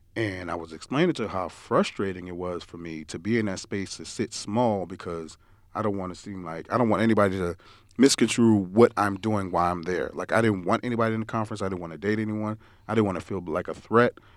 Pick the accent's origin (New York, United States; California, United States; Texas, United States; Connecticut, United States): New York, United States; moved away; growing up in New York, we used to al, my parents used to always send us down south.